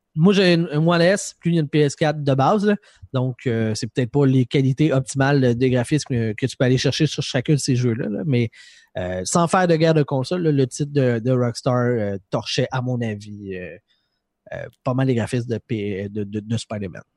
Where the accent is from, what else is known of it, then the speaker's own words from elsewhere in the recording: Quebec, Canada; je suis du Québec.